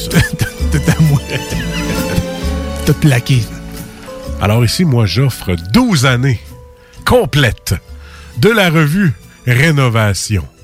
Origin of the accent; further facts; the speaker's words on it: Clermont, Quebec, Canada; moi, je viens de Clermont, euh, proche de la Malbaie.